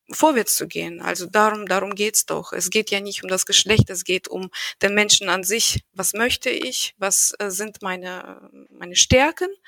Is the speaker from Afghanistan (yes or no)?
no; Russia; ich bin, weil ich in Russland aufgewachsen bin, habe ich irgendwie nicht dieses Mindset, dass Frauen insbesondere betrachtet werden müssen.